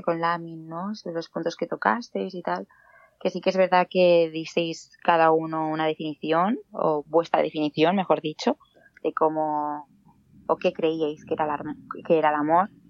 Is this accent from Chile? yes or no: no; Granollers, Catalonia, Spain; soy de Granollers